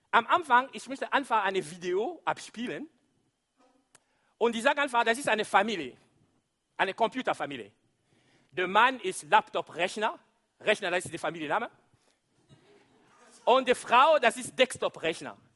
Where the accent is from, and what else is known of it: DR Congo; German is a second language